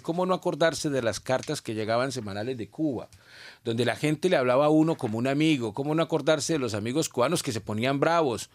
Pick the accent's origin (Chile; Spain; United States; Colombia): Colombia; moved away as an adult; now in Montreal, Canada; yo salí de Colombia por unas condiciones muy particulares de problemas de seguridad donde yo era periodista